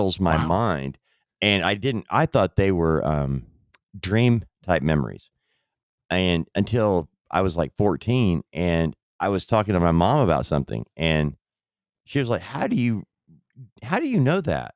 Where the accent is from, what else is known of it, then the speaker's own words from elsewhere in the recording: Southern California, United States; I grew up in Southern California